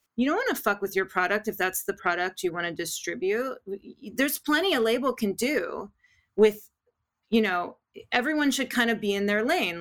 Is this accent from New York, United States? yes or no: no; Los Angeles, California, United States; also born or lived in Tujunga; I'm a true Valley girl. I was born and raised in the San Fernando Valley